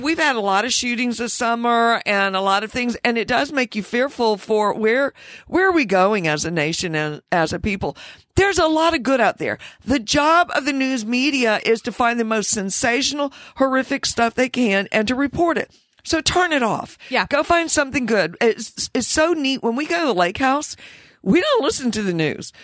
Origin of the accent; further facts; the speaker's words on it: the South, United States; Growing up in the South